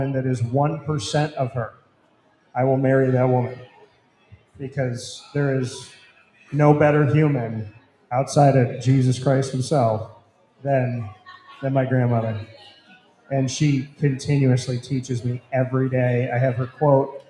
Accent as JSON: {"language": "English", "town": "Syracuse", "region": "New York", "country": "United States", "tie": "born or raised there", "said": "I am from Syracuse, from the north side."}